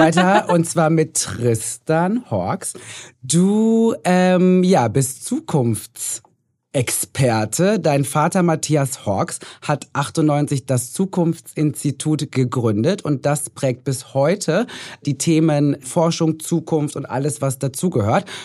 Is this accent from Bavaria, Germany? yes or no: no; North Rhine-Westphalia, Germany; Ich komme aus Nordrhein-Westfalen